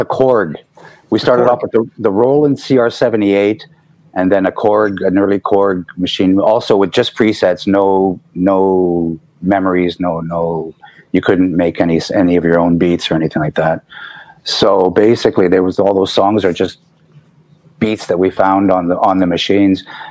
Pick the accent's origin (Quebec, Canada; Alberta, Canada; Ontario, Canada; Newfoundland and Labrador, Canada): Quebec, Canada; Montreal; also born or lived in Illinois, United States; Good thing about growing up in Montreal was that we got a lot of European influence